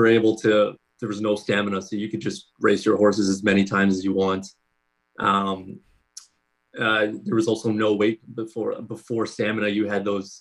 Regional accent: Canada; I'm from Canada

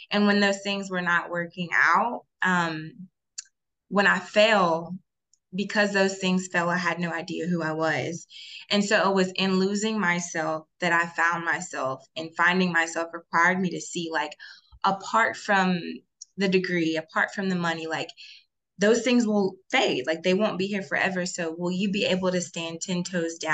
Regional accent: Alabaster, Alabama, United States; So I am from Birmingham, Alabama, specifically Alabaster, Alabama, born and raised

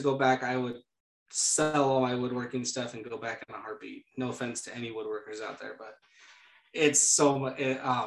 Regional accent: San Diego, California, United States; now in Idaho, United States; I grew up in San Diego

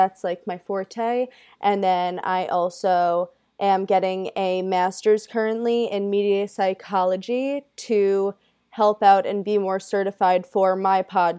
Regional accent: Long Island, New York, United States; Yes, I'm from Long Island.

